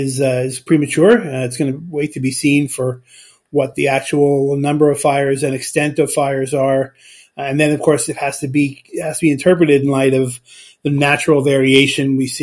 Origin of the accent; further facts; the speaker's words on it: Los Angeles, California, United States; moved away; I grew up in Los Angeles